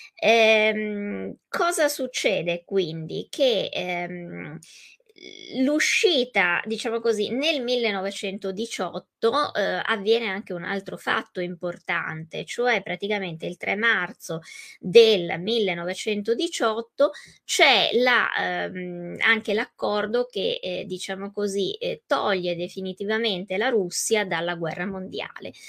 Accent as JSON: {"language": "Italian", "country": "Italy", "said": "per noi italiani, italofoni"}